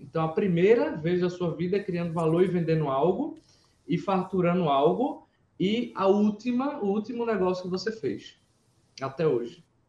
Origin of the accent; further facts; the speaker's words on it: Pernambuco, Brazil; eu sou pernambucano